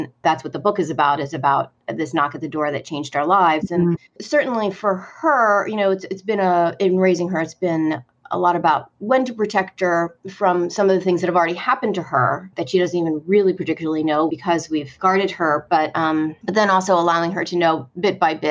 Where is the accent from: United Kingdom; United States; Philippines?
United States; Northeast; now in Deep South, United States; My husband's a New Englander. And, you know, we're from the Northeast.